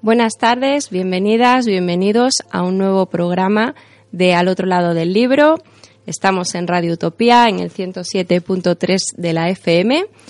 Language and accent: Spanish; Extremadura, Spain; como, extremeños